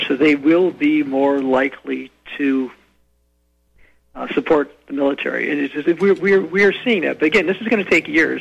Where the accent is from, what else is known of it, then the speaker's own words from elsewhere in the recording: United States; I was an American